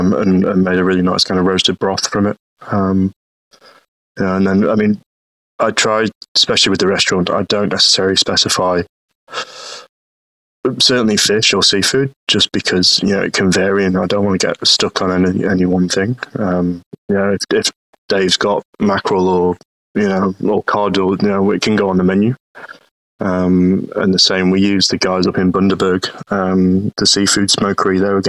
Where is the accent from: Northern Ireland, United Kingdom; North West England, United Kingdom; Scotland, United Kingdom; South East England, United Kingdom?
North West England, United Kingdom; Stockport; I mean, originally from sort of Manchester or Stockport area.